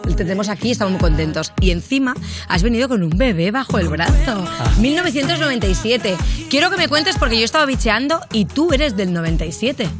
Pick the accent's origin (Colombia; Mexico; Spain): Spain; Catalonia; yo siendo catalana